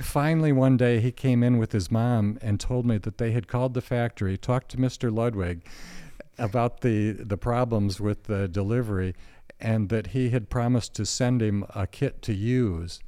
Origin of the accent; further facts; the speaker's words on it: Alma, Michigan, United States; Alma's dead center. I was born and raised there, and except for four years going away to college, lived there all my life